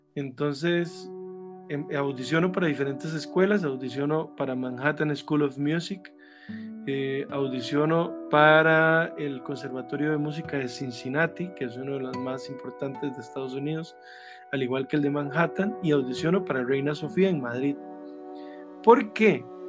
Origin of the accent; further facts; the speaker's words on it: Grecia, Alajuela, Costa Rica; yo soy de Grecia, en Alajuela, en Sarchí